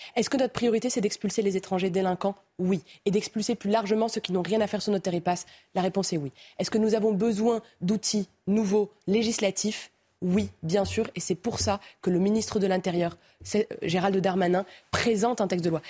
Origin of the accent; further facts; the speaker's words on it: Romorantin-Lanthenay, Centre-Val de Loire, France; now in Nantes, France; Je suis né à Romorantin.